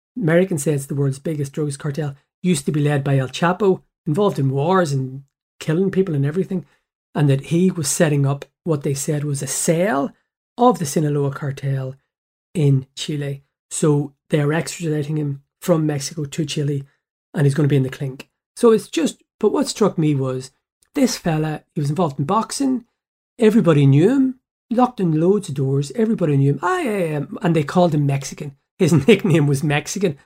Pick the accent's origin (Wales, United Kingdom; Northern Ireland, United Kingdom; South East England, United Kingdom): Northern Ireland, United Kingdom; Belfast; I went to school at the bottom of the New Lodge Road, Pym Street, primary school, and then Saint Malachi's, the secondary school